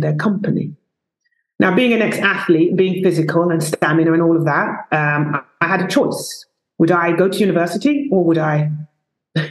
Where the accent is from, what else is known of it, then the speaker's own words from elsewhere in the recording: London, United Kingdom; also born or lived in Stockholm, Sweden; I was born in the East End of London, two parents that came from South America, Guyana.